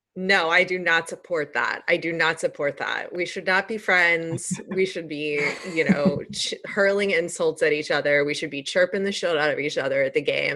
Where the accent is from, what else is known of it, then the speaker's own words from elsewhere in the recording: United States; I'm I'm American